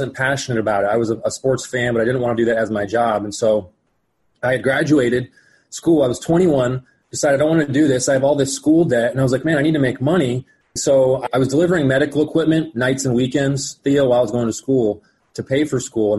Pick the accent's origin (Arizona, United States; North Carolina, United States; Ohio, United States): Arizona, United States; Phoenix; also born or lived in Colorado; I was born and raised here in Phoenix, Arizona